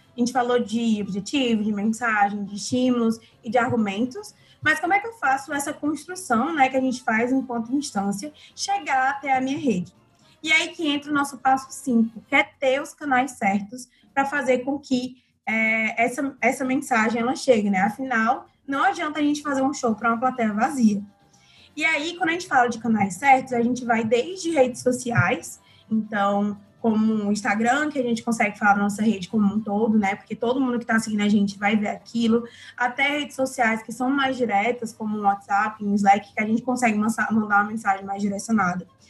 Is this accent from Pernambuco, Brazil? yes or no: no; Ceará, Brazil; nós, enquanto cearenses